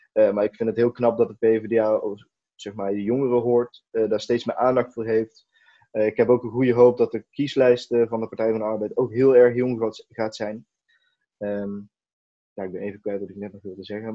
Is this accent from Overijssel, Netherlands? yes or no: no; Eindhoven, North Brabant, Netherlands; Eindhoven, dus de regio waar, ik vandaan kom